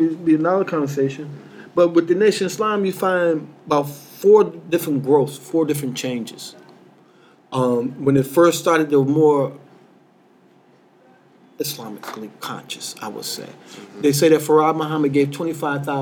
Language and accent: English; United States; I come from Connecticut, New York